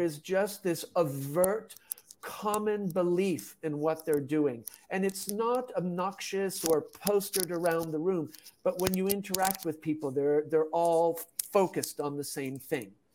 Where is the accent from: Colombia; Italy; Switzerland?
Switzerland; moved away; also born or lived in Tanzania / China / Japan / Czech Republic; I'm originally from Switzerland, had lived in Europe